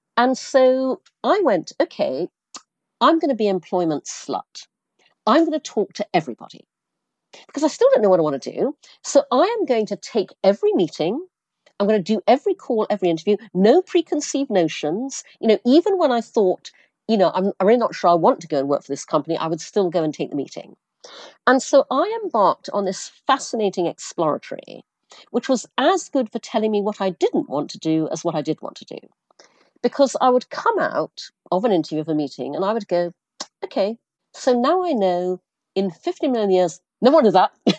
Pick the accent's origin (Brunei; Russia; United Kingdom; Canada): Brunei; now in New York, United States; I grew up in Asia, I grew up in Brunei.